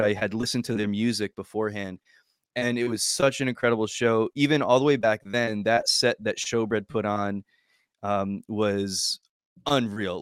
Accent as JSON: {"language": "English", "region": "New Jersey", "country": "United States", "said": "I'm from New Jersey"}